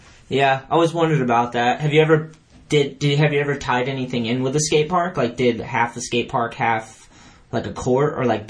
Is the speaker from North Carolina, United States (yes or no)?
no; New Hampshire, United States; I grew up in New Hampshire